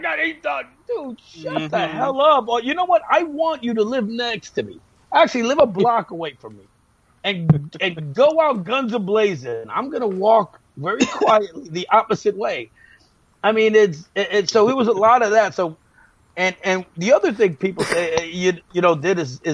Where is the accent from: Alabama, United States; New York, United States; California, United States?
New York, United States; accent: New York; my New York accent was too heavy